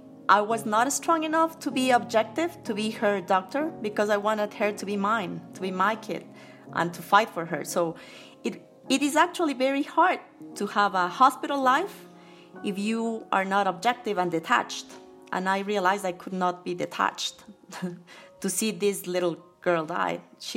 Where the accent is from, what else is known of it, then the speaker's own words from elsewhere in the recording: Quito, Pichincha, Ecuador; I grew up in Quito. My father is from El Carchi, which is a northern province.